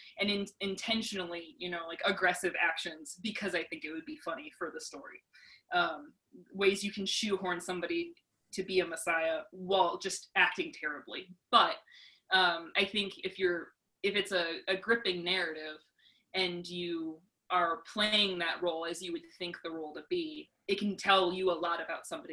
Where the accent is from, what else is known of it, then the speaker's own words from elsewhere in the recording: Wisconsin, United States; moved away as an adult; now in Brentwood, United States; I'm originally from Wisconsin